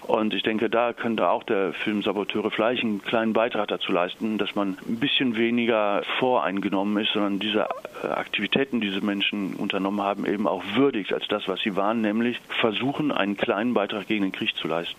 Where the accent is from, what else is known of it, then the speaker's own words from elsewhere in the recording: Italy; bei uns in Italien